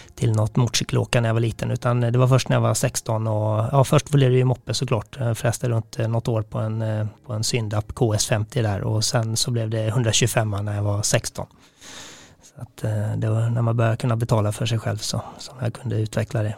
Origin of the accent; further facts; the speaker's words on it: Sweden; här hemma i Sverige